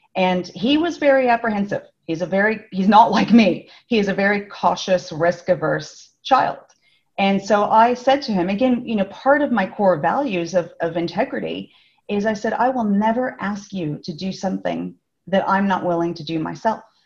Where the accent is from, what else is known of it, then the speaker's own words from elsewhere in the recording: Los Angeles, California, United States; accent: Californian; moved away as an adult; now in Melbourne, Australia; I am from California originally, and I have lived in Melbourne for 11 years.